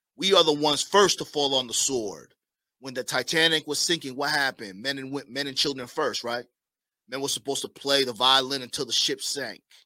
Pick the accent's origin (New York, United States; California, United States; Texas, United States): New York, United States; now in Miami, United States; I'm originally from New York